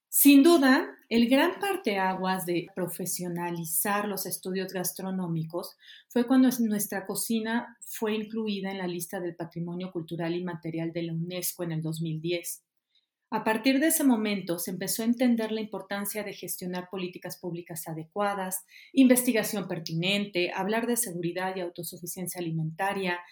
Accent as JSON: {"language": "Spanish", "country": "Mexico", "said": "como pueblo, como sociedad y como mexicanos"}